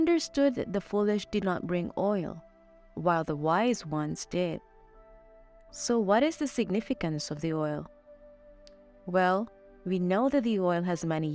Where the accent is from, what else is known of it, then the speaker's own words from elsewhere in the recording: Philippines; now in Mexico; I am a Filipino missionary, and I'm currently assigned in Mexico